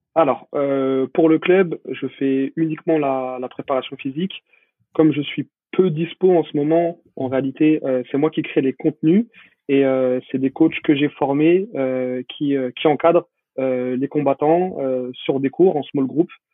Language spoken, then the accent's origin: French; Paris, Île-de-France, France; je suis, parisien, je suis de Paris.